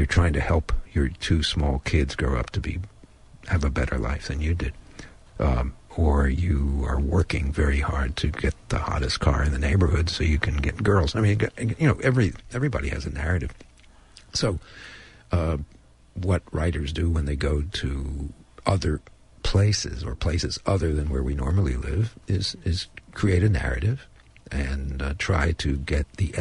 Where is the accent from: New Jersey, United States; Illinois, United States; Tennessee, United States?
New Jersey, United States; Perth Amboy; moved away; I also go back to my hometown in New Jersey and try to get the essence of the life that I once lived there